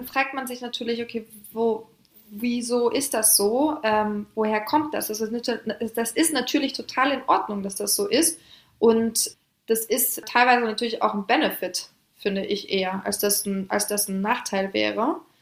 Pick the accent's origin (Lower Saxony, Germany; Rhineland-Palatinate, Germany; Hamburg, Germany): Hamburg, Germany; also born or lived in Paris, France; bin gebürtige Französin. Das heißt, ich bin in einem Vorort die ersten Jahre aufgewachsen in Paris, Frankreich und bin mit ungefähr sechs, sieben Jahren nach Hamburg gezogen, nach Deutschland.